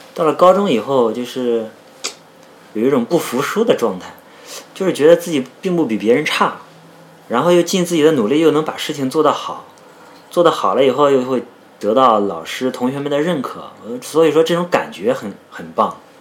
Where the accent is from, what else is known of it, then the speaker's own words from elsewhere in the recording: Shandong, China; 我山东人嘛，对这个军旅情节多少是有点儿情节的